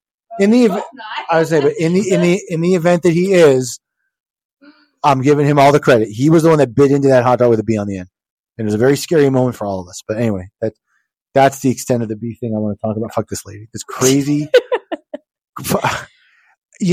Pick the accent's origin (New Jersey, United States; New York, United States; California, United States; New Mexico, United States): New Jersey, United States; I was born in New Jersey